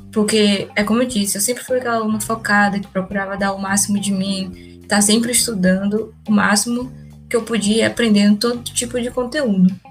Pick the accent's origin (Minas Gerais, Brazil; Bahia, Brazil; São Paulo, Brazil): Bahia, Brazil; Salvador; Eu sou daqui de Salvador, minha família toda é daqui de Salvador.